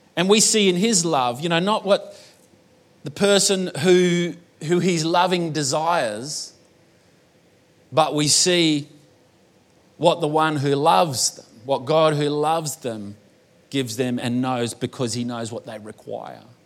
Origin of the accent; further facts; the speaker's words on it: Australia; accent: bogan Australian; I was born in Australia, but I was also born to an Italian mother